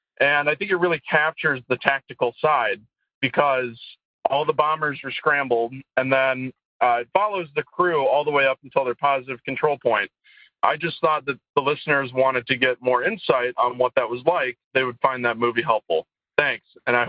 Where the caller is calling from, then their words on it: Kalamazoo, Michigan, United States; I'm calling from Kalamazoo, Michigan.